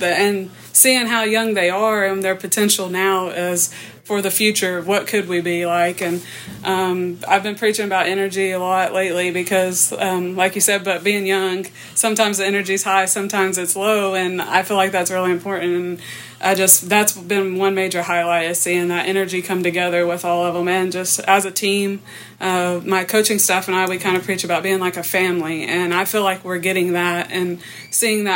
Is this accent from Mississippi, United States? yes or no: no; Vian, Oklahoma, United States; I grew up in Vian, Oklahoma, small town.